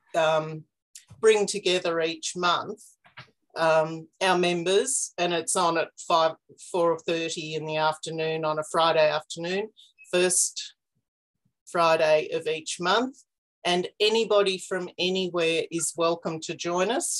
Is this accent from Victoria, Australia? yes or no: yes; Warburton, Victoria, Australia; also born or lived in outback New South Wales; now in Canberra, Australia; I've been here for about 20 years, but I grew up in Warburton in Victoria, um, up in the hills east of Melbourne